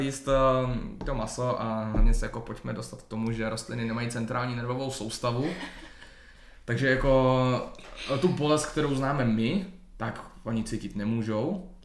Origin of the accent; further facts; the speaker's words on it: Hradec Králové, Hradec Králové Region, Czechia; Hradec Králové, no, odkud pocházím